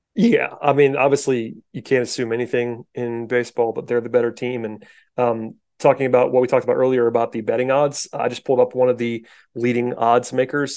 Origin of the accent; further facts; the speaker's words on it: the South, United States; I grew up in the South